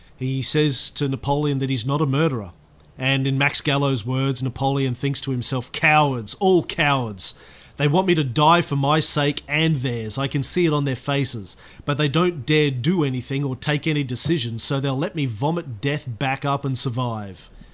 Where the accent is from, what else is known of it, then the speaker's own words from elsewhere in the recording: Australia; as an Australian of the 21st century